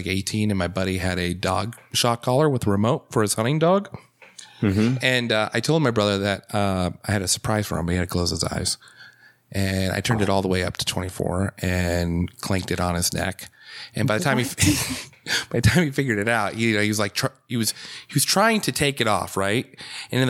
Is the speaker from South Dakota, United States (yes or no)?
yes; South Dakota, United States; moved away; I'm from South Dakota, originally.